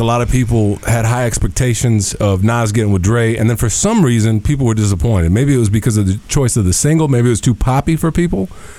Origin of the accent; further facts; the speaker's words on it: California, United States; I grew up out in Cali